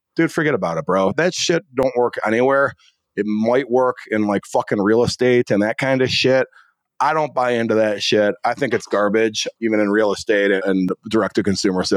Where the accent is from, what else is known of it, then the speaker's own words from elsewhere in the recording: Northwest suburbs of Chicago, Illinois, United States; I grew up in the Northwest suburbs of Chicago